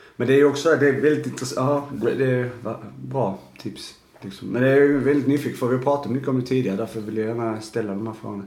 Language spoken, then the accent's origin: Swedish; Arlöv, Skåne, Sweden; jag kommer ju från Arlöv